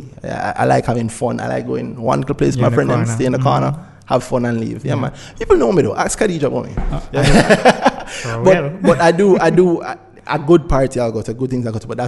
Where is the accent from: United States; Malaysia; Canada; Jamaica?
Jamaica; as a Jamaican, we have an unfair advantage because the whole of we learn business very early